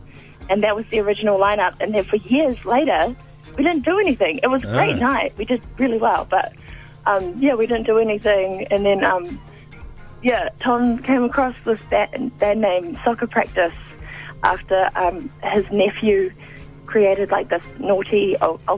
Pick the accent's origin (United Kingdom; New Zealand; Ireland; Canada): New Zealand; Auckland; growing up in Auckland City, it's like quite diverse